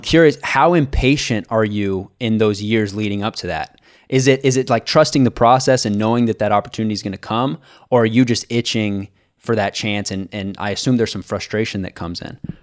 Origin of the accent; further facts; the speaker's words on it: Kansas City, United States; growing up in Kansas City